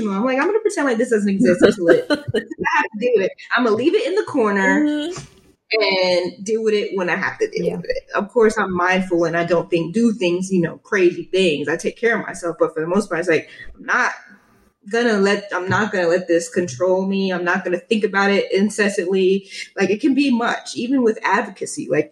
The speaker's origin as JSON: {"language": "English", "town": "New York City", "region": "New York", "country": "United States", "tie": "born or raised there", "said": "growing up in New York, we listened to a lot of hip hop and stuff like"}